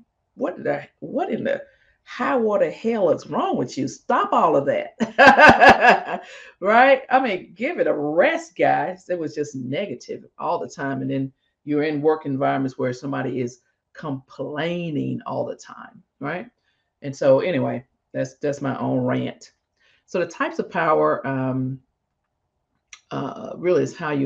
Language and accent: English; Mississippi, United States; moved away; I grew up in Mississippi